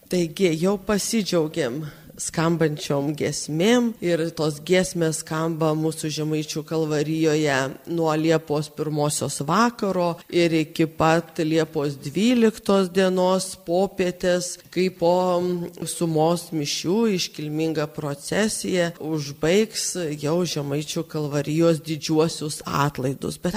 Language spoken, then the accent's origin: Lithuanian; Samogitia, Lithuania; aš esu pati žemaitė